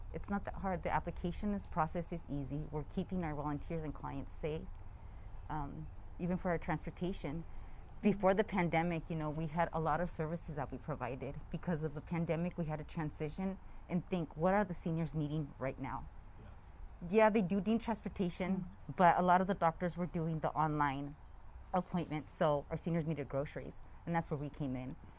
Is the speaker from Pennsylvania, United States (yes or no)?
no; Lompoc, California, United States; born and raised in the Lompoc area, yeah. North County